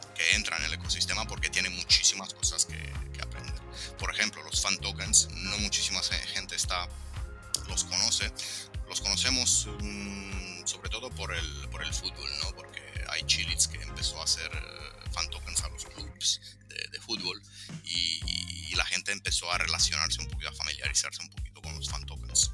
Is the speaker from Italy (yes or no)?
yes; Italy; Spanish is a second language; also born or lived in Latin America; now in Romania; soy italo-rumano, o sea, nacido y crecido en Italia, pero soy de orígenes rumanas, mis padres son rumanos